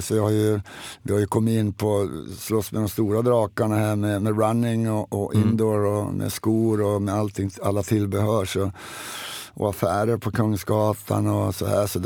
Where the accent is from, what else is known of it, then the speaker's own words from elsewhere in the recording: Sweden; Men det är, det är svårt att säga, jag är same också.